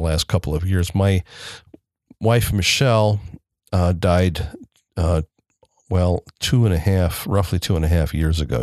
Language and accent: English; Elkhart, Indiana, United States; I grew up, I was born in Elkhart, Indiana. I still live in Elkhart, Indiana